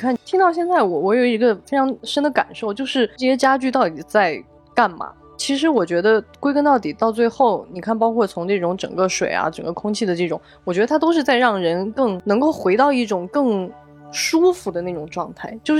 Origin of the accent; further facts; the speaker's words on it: South China, China; also born or lived in Beijing; 我是一个南方人，然后当我洗完我的袜子，我发现它很硬的，立在那儿的时候，哇，南方人大震撼